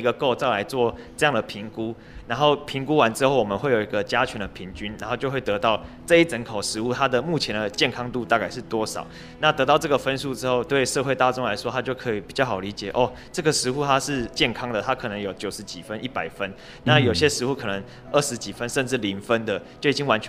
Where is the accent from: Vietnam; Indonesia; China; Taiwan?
Taiwan; Penghu County; 因为澎湖这边的庙宇的密度也很密集嘛，所以就是可以在我们澎湖人这种信仰的也是非常之虔诚